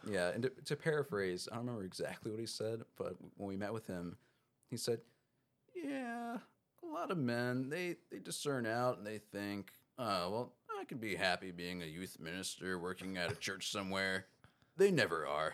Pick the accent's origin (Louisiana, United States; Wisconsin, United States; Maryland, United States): Maryland, United States; Baltimore County; so I'm from Maryland. Grew up in Maryland, uh, Baltimore County area